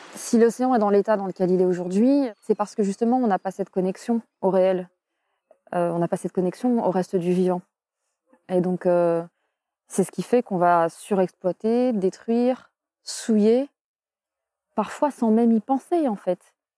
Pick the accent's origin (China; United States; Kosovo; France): France; En tant que Français